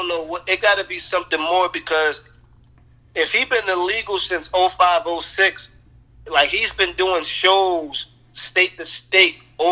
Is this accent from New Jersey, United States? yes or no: yes; New Jersey, United States; now in North Carolina, United States; I never claimed North Carolina. Like, I'm from Jersey.